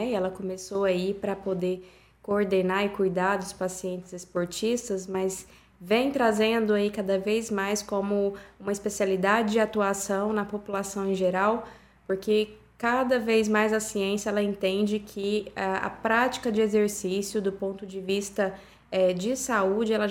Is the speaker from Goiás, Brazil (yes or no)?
yes; Goiânia, Goiás, Brazil; Sou de Goiânia, Goiás.